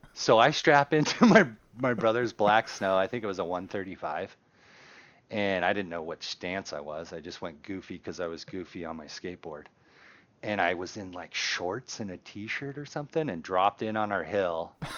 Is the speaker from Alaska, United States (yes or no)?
yes; Palmer, Alaska, United States; growing up in Palmer